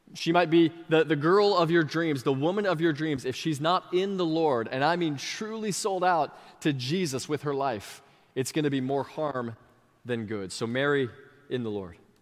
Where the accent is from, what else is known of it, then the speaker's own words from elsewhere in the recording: Sebring, Florida, United States; this really small church in my hometown of Sebring